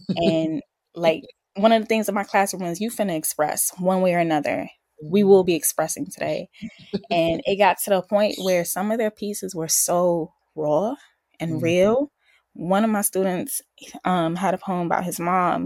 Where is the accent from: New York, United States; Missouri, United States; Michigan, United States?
New York, United States; New York City; from the BX. Um Boogie Down South Bronx.